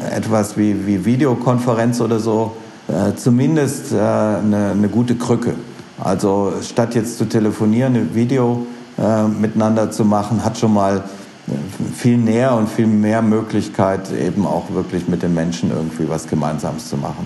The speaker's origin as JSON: {"language": "German", "region": "Rhineland", "country": "Germany", "also_born_or_lived": "St. Gallen, Switzerland", "moved": "yes", "lives_now": "Austria", "said": "ich bin halt Rheinländer"}